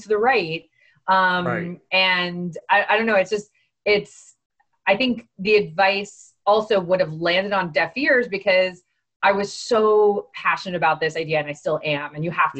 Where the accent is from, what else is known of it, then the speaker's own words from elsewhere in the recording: Miami, Florida, United States; I'm from Miami. I'm Cuban, right? This is my home